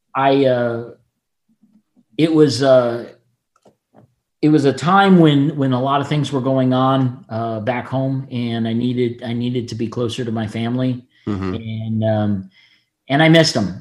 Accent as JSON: {"language": "English", "town": "Fort Lauderdale", "region": "Florida", "country": "United States", "tie": "born or raised there", "said": "I'm one of very few people that's born and raised in Florida, and I'm still here"}